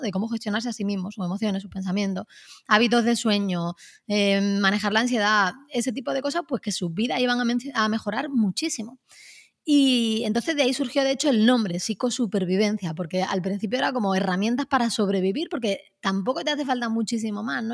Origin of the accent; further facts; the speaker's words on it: Málaga, Andalusia, Spain; me uní a un taller de escritura creativa en Málaga, de donde yo soy